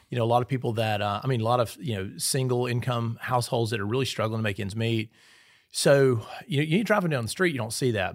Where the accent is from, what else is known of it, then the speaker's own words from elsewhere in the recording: Sugar Lock, Mississippi, United States; moved away as an adult; also born or lived in Kemper County, Mississippi / Scooba, Mississippi; now in Petal, United States; I grew up in Knoxville County, but we were in Kemper County a lot.